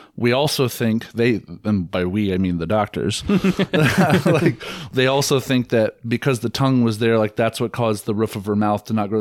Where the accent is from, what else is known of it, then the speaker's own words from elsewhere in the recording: Treynor, Iowa, United States; moved away as an adult; also born or lived in Kansas City; I'm from a little town outside of Omaha called Traynor, but it's just easy, on, on the Iowa side